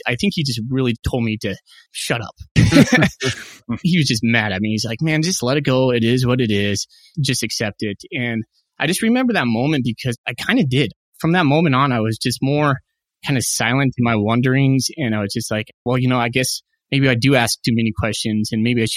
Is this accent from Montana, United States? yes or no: yes; Montana, United States; moved away as an adult; also born or lived in Nampa, Idaho; now in Spokane, United States; I decided to move to my home state of Montana